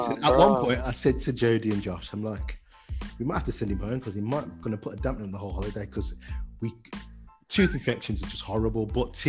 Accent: Jamaica; Like, being Jamaican and that, I should technically, but I don't like oxtail.

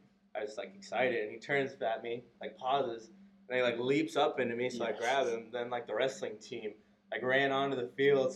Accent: Webster City, Iowa, United States; moved away as an adult; from Webster City, Iowa. Small town, north central Iowa.

